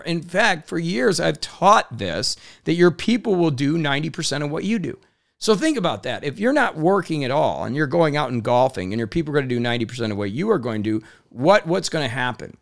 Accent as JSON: {"language": "English", "region": "Indiana", "country": "United States", "tie": "born or raised there", "said": "I grew up in Indiana in a blue collar town where we believed in hard work"}